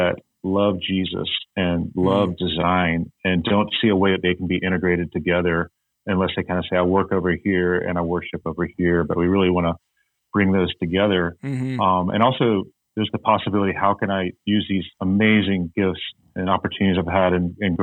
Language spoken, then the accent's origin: English; Birmingham, Alabama, United States; also born or lived in Atlanta, Georgia / Virginia / Montana; moved to Birmingham when I was 8, grew up here.